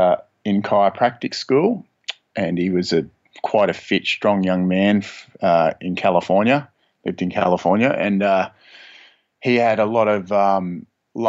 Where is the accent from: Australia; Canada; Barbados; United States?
Australia; Sydney, New South Wales; I grew up in Sydney, Australia